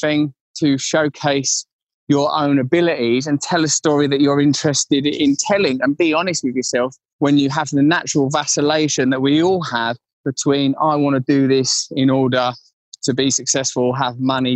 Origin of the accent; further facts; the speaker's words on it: Essex, East of England, United Kingdom; I grew up in Essex in the 80s and 90s.